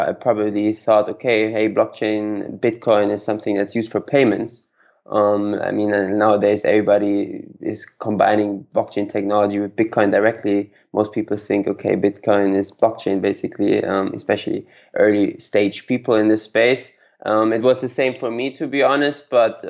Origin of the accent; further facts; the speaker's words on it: Karlsruhe, Baden-Württemberg, Germany; I was born and raised in Karlsruhe, Germany.